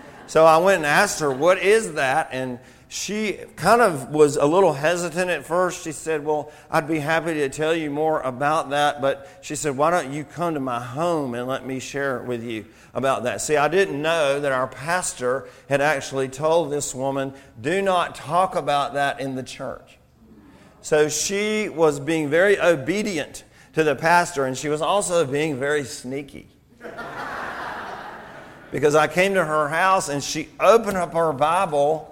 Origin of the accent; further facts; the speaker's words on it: Atlanta, Georgia, United States; I'm from Georgia, and I was raised in the city of Atlanta, Georgia, and in the suburbs